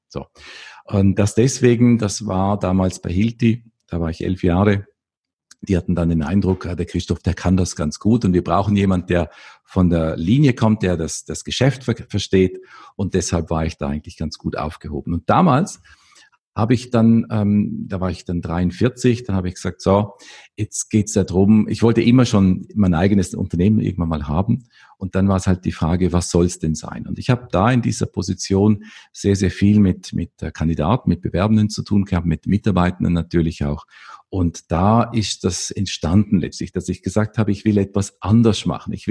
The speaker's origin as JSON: {"language": "German", "region": "Vorarlberg", "country": "Austria", "said": "Ich komme aus Österreich, äh, aus dem westlichen Teil von Österreich, aus dem, aus dem bergigen Gebiet effektiv und äh, aus dem Bregenzer Wald."}